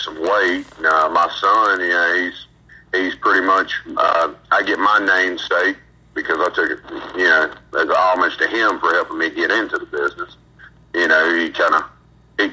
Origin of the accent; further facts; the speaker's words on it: Florence, South Carolina, United States; moved away as an adult; now in Boiling Springs, United States; From the low country of South Carolina. We're from Florence, South Carolina. I lived there for about 27 years before I moved to the upstate